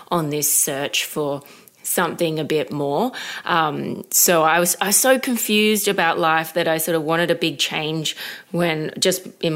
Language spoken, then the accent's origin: English; Brisbane, Queensland, Australia; I was living in Brisbane at the time. That's where I'm from